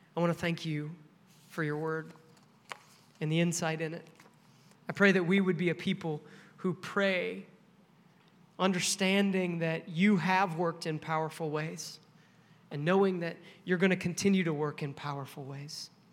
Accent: Nebraska, United States; this little Baptist church in my hometown. It's a tiny little town in Nebraska

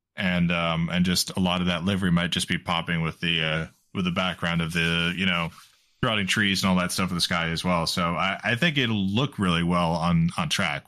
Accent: United States; as an American

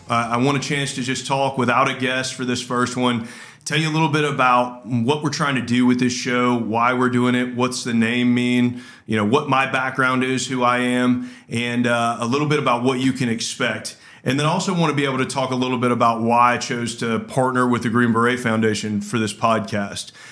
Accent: Georgia, United States; I grew up in Georgia

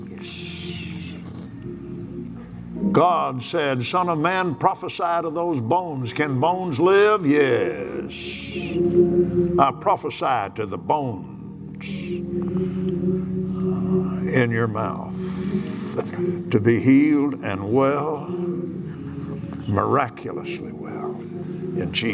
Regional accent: Texas, United States; I'm from Texas.

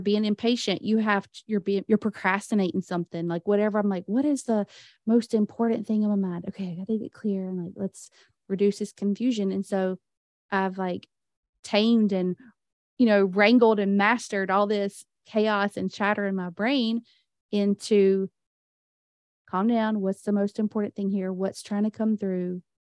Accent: the Bible Belt, United States; I was raised in the Bible Belt

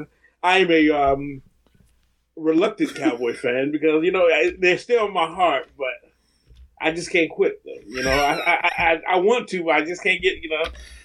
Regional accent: Texas, United States; I was born in Texas so many years ago.

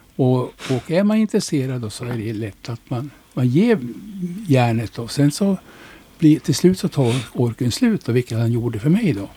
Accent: Norrland, Sweden; moved away as an adult; now in Västervik, Sweden; jag är norrlänning

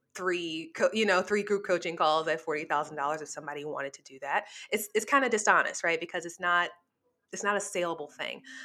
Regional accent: New Orleans, Louisiana, United States; moved away; I'm from New Orleans, so, you know, casinos are, like, part of our life down there

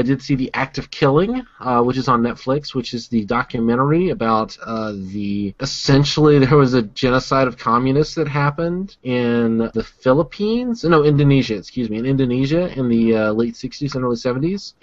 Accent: the American South, United States; I'm from the American South

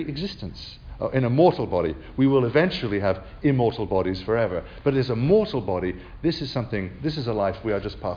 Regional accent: England, United Kingdom; also born or lived in South Carolina, United States; now in Alabama, United States; As an Englishman

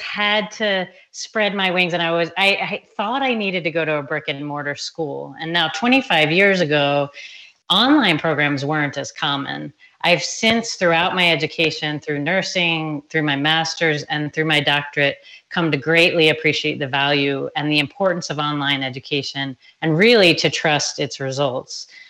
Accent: Anne Arundel County, Maryland, United States; born or raised there; moved away as an adult; now in Tucson, United States

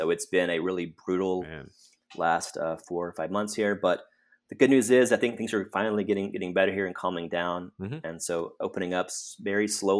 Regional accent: Fort Worth, Texas, United States; it pegged me to Fort Worth, Texas, my hometown.

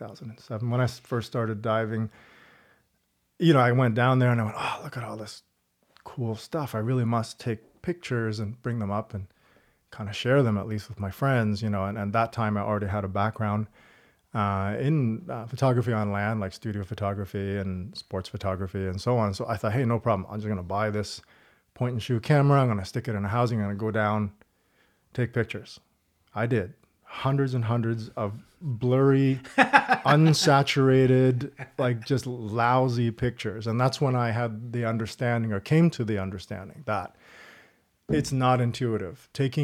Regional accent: East Coast, Canada; also born or lived in Toronto; Born in Toronto, grew up on the East Coast.

